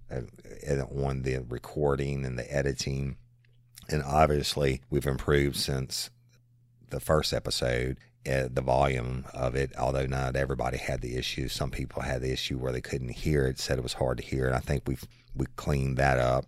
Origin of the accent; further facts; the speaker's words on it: South Louisiana, United States; also born or lived in Tennessee / Florida / Texas / Dallas; born and raised in South Louisiana, and it will always be home